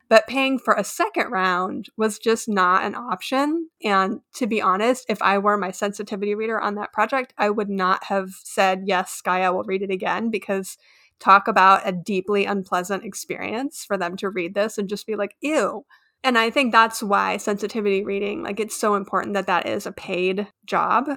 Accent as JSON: {"language": "English", "region": "Texas", "country": "United States", "said": "I'm also from Texas"}